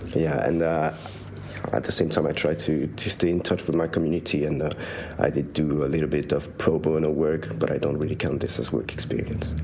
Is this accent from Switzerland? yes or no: yes; Switzerland; moved away as an adult; now in London, United Kingdom; I am from Switzerland. I'm studying in London.